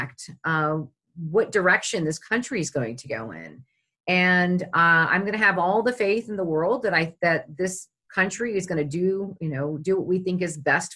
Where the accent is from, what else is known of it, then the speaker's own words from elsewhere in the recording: Charlottesville, Virginia, United States; I grew up in Charlottesville